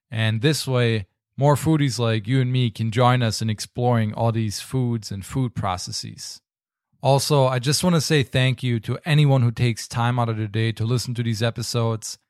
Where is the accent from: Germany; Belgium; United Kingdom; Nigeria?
Germany; now in United States; growing up in Germany